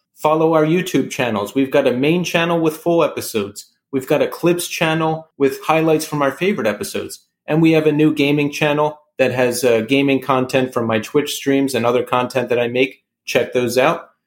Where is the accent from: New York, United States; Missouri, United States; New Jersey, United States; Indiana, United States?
New York, United States; shows we went to growing up in New York